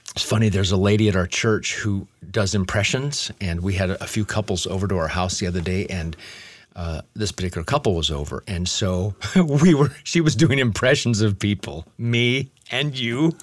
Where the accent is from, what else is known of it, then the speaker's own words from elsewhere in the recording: Omaha, Nebraska, United States; moved away as an adult; also born or lived in Lincoln, Nebraska / Los Angeles; I grew up in Omaha, Nebraska, and we in our home didn't have any roaches.